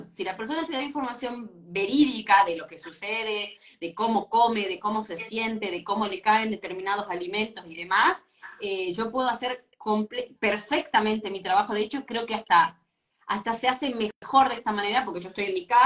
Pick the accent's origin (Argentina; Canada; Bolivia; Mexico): Argentina; moved away as an adult; now in Punta del Este, Uruguay; soy argentina igual, ¿eh? Claro, soy argentina, pero me mudé hace dos años a, a Uruguay con mi familia.